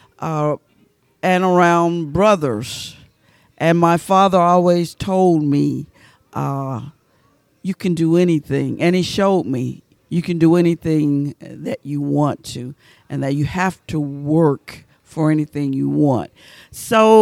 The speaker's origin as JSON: {"language": "English", "town": "Waverly Hall", "region": "Georgia", "country": "United States", "tie": "born or raised there", "also_born_or_lived": "Hamilton, Georgia / Athens, Georgia", "moved": "as an adult", "said": "I was born in Hamilton, Georgia, and grew up in Waverly Hall, Georgia."}